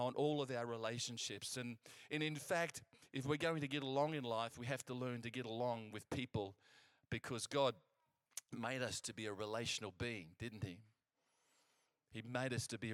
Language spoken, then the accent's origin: English; England, United Kingdom; I'm English, I can speak English